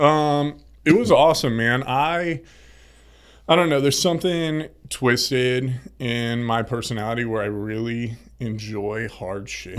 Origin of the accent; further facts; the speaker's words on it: Indianapolis, Indiana, United States; moved away as an adult; also born or lived in Florida; Grew up in Indianapolis, Indiana. Midwest.